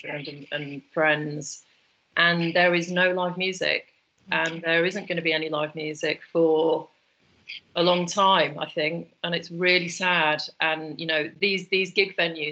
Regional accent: the Northwest, North West England, United Kingdom; now in London, United Kingdom; I'm from the Northwest, so we used to go to the Lake District a lot

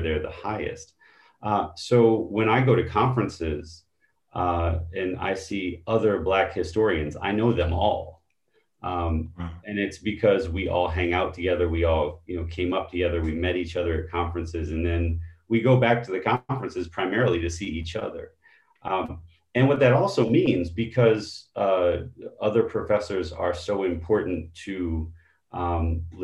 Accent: Baltimore, Maryland, United States; also born or lived in New Haven, Connecticut; I grew up in Baltimore, Maryland, and we moved there when I was 4 years old. So most of my early memories are from there, not from where I was actually born, which is New Haven, Connecticut

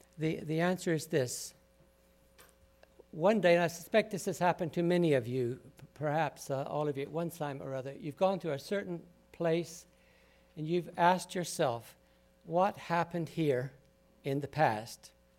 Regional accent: Tidewater, United States; I'm originally from the Tidewater area.

